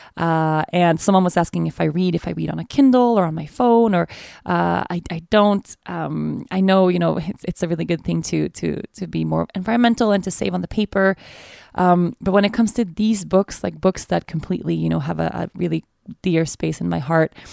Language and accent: English; Sweden; now in Aruba; Sweden, my home country